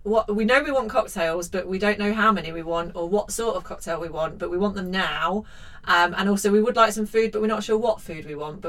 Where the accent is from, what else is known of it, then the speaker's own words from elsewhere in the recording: Leicester, East Midlands, United Kingdom; I was born in Leicester.